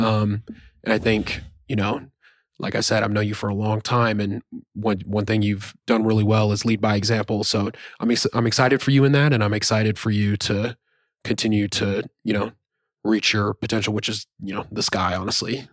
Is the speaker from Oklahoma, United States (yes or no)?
yes; Norman, Oklahoma, United States; moved away as an adult; also born or lived in Pomona, California; we're obviously from Norman.